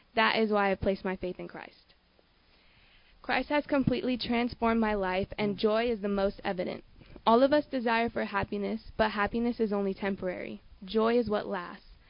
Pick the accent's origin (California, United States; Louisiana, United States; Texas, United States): California, United States; San Diego; I'm 17 and I'm born and raised in San Diego